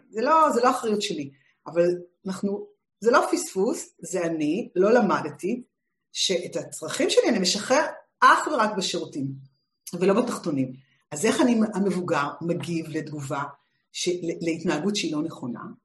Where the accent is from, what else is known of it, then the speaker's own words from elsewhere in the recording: Israel; שגדלתי בשנות השישים בישראל